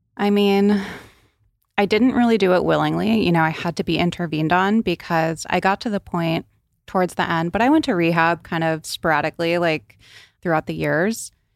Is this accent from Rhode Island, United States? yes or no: yes; Rhode Island, United States; So I grew up on the East Coast in Rhode Island.